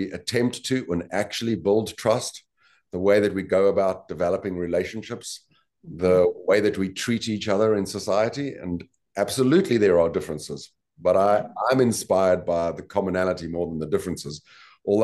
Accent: South Africa; I was born and bred in South Africa

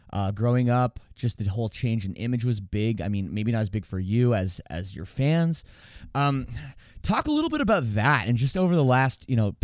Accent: Toronto, Ontario, Canada; growing up in Toronto, just like brutal winter storms every year

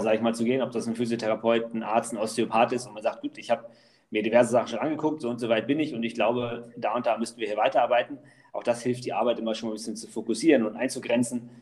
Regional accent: Allerbüttel, Lower Saxony, Germany; also born or lived in Wolfsburg / Gifhorn; in Wolfsburg geboren und ähm, habe dann in Allerbüttel gelebt, Landkreis Gifhorn. Und dann mit 14 sind wir nach Gifhorn gezogen

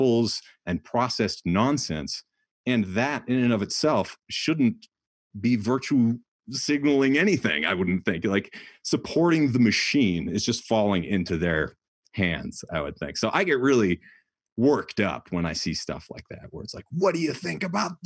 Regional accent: New Hampshire, United States; moved away; I grew up in New Hampshire where like we couldn't leave for 10 days sometimes.

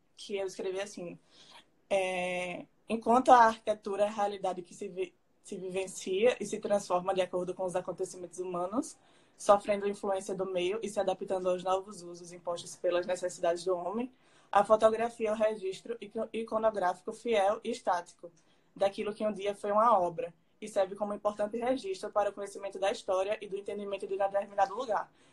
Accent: Alagoas, Brazil; nós alagoanos

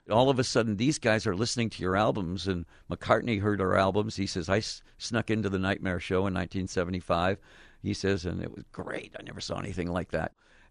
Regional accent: Detroit, Michigan, United States; moved away; also born or lived in Phoenix; I was born in Detroit

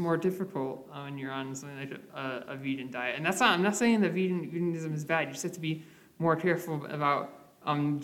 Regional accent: Michigan, United States; I'm from the Midwest

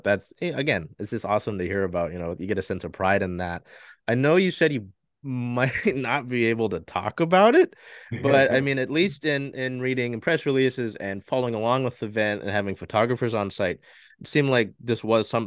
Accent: Seattle, Washington, United States; born and raised in Seattle

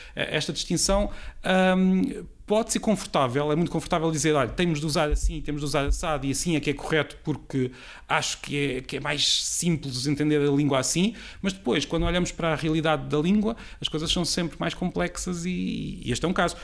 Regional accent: Peniche, Centro, Portugal; a minha terra, de onde eu venho, que é de, de Peniche

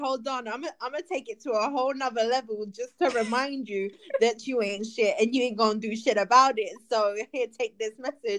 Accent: Florida, United States; moved away; I'm from Florida.

